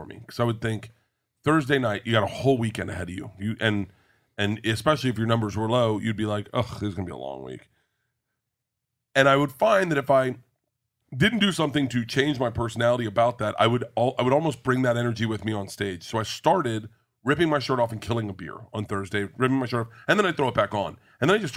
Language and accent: English; Florida, United States; I grew up in Florida.